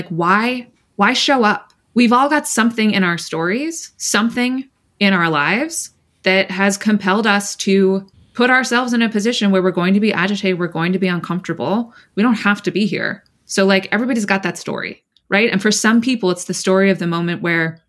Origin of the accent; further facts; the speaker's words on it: California, United States; moved away; I grew up adjacent to one of the wealthiest towns in the country, but I'm from California